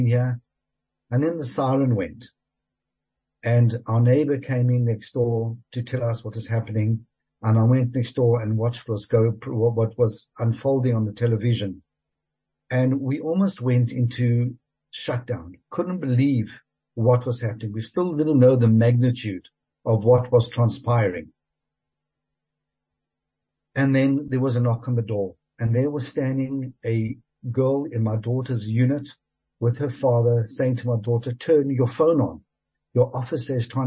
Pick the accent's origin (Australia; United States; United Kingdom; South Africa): South Africa; moved away as an adult; now in Israel; It's a place we grew up